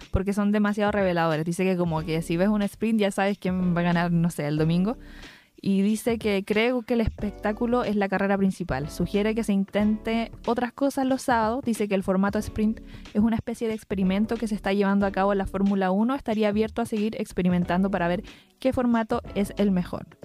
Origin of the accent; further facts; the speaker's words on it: Chile; porque nosotros somos chilenos